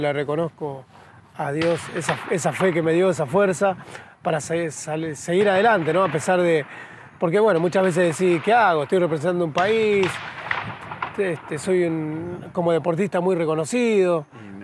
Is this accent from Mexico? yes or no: no; San Pedro, Buenos Aires Province, Argentina; moved away; vengo de San Pedro, provincia de Buenos Aires, de, bueno, de un barrio muy humilde, pobre